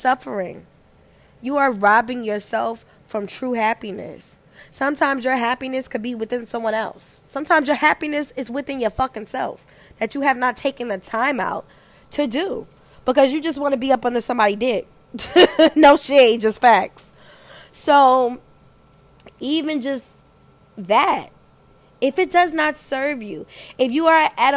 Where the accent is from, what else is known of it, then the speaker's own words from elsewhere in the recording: New York, United States; moved away; also born or lived in the South; I'm from New York. I'm from New York where when bitches don't like you, you already know it. It was until I moved down south